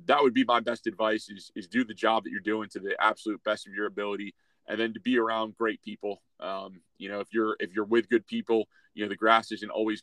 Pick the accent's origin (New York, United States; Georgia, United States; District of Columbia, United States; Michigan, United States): New York, United States; Syracuse; now in Dayton, United States; my hometown of Syracuse